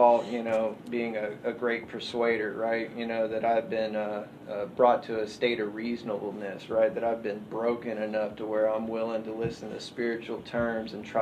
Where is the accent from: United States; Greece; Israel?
United States; Austin, Texas; I'm born and raised in Austin for 34 years